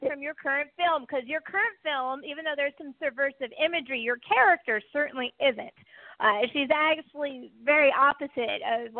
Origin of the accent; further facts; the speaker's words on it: California, United States; accent: Valley Girl; I got that Valley Girl lilt from my growing up in California. So I still say hella